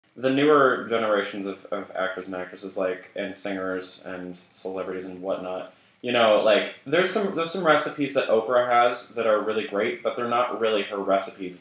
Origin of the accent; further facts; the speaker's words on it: United Kingdom; I'm British